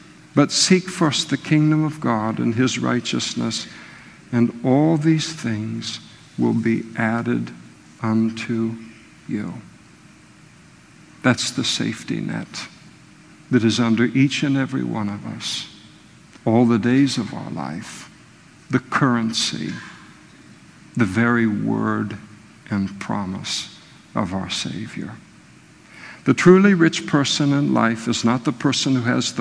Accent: Napa, California, United States; I was raised in Napa, beautiful place

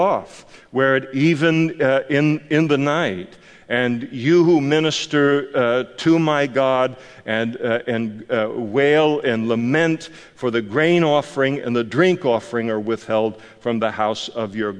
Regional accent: United States; I'm an American

